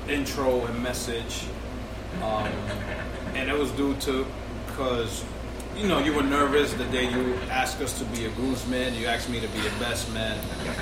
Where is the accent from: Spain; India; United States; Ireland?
United States; New York; I'm from the Heights too